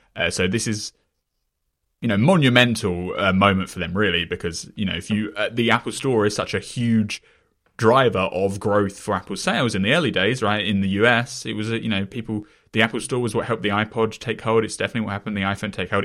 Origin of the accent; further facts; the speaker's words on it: England, United Kingdom; I come from England, though, right, where H B O as a brand is far less prominent